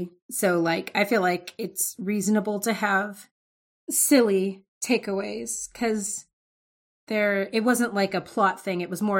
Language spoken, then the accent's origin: English; the South, United States; But yeah, like, I'm from the South.